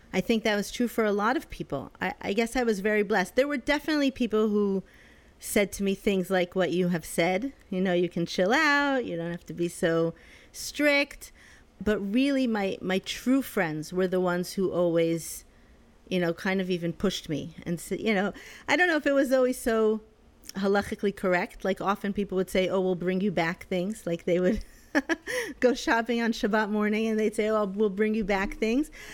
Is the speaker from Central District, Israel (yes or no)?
yes; Netanya, Central District, Israel; moved away as an adult; also born or lived in Connecticut / London / Jerusalem; now in New York, United States; my parents finally made Aliyah when I was eleven, So I grew up in Netanya